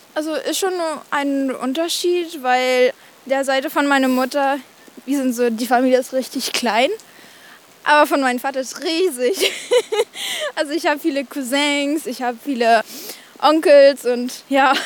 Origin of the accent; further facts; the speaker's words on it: near Barcelona, Catalonia, Spain; now in Germany; In Spanien, in der Nähe von Barcelona.